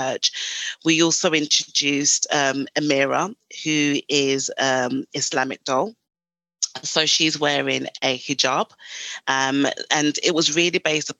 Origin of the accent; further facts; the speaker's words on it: Ghana; moved away; So originally I'm from Ghana in West Africa.